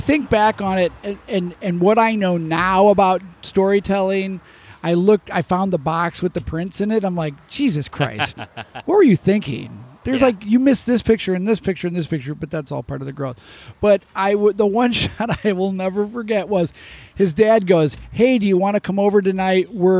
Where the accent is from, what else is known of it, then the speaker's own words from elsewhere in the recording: Chicago, Illinois, United States; I came from Chicago.